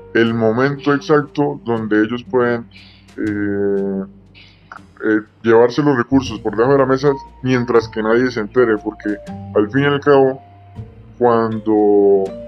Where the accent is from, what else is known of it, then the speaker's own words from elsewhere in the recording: Colombia; como sociedad, como Estado colombiano libre que somos